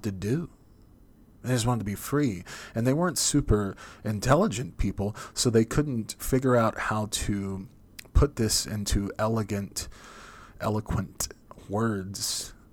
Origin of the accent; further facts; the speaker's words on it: Oklahoma, United States; I grew up and live in Oklahoma, which is not really the South at all